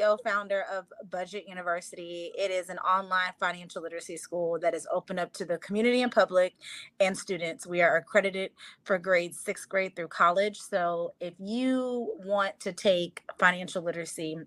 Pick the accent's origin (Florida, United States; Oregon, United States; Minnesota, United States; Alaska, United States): Florida, United States; Miami; I'm from Miami.